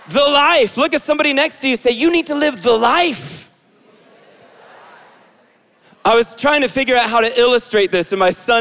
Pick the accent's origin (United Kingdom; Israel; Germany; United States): Israel; moved away; I grew up in Israel